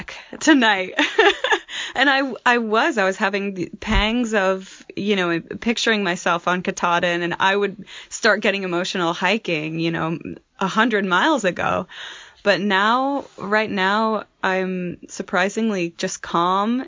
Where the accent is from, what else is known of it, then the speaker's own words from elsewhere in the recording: Marshalltown, Iowa, United States; moved away; also born or lived in Grand Teton National Park, Wyoming; I'm originally from Marshalltown, Iowa, and most recently I was living and working in Grand Teton National Park, Wyoming.